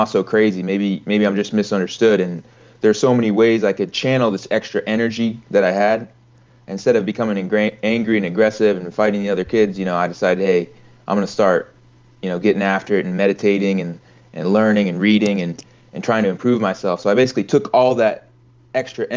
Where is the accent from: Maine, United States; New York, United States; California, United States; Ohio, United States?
Maine, United States; Camden; I'm from Camden, Maine.